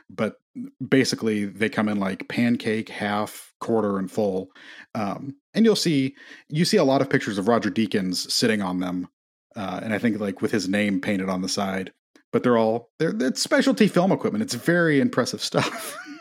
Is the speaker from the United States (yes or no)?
yes; Midwest, United States; I'm from the Midwest